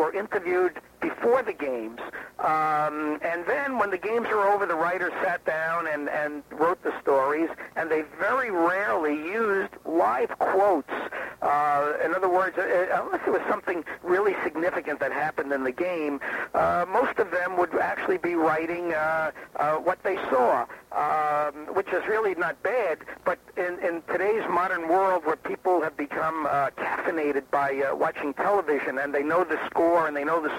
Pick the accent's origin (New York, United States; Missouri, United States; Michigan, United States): New York, United States; New York City; growing up in Brooklyn, you know, I had played all these street corner games